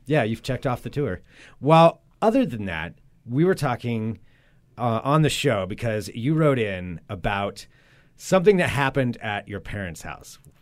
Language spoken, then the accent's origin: English; Monmouth, Oregon, United States; moved away; We grew up, for anybody who doesn't know, Monmouth Independence, it's like one town split down the middle, and then Zoe and I lived outside of town of that, like out in the country